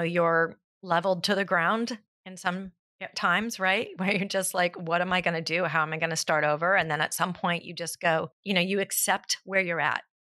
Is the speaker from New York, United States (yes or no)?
no; South Pasadena, California, United States; I'm actually born and raised in South Pasadena, so I am a local through and through.